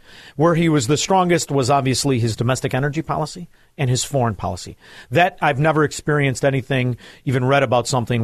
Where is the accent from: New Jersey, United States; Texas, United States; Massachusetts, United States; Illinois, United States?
Illinois, United States; Chicago; I'm from Chicago